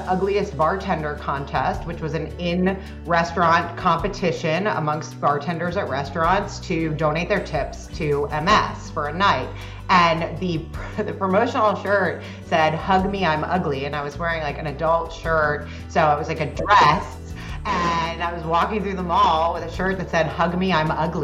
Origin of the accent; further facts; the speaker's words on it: South Florida, United States; also born or lived in New York; I did grow up for the most part in South Florida